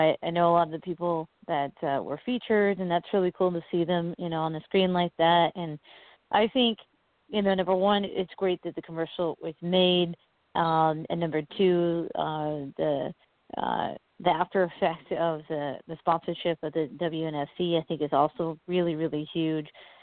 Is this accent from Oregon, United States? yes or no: yes; Oregon, United States; I'm from Oregon, and Nike and Adidas is in my backyard